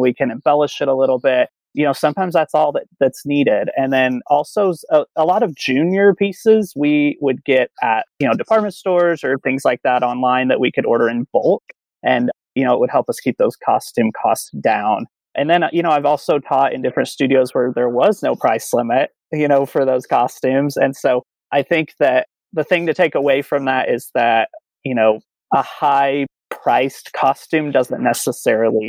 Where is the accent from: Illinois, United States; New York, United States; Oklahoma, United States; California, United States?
Oklahoma, United States; Oklahoma City; now in Dallas, United States; I am originally from Oklahoma City, and now I'm in Dallas, Texas.